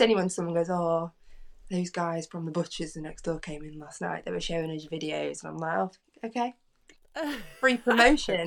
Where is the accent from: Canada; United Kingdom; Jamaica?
United Kingdom; Derbyshire, East Midlands; I'm from Derbyshire, so I'm from the Midlands.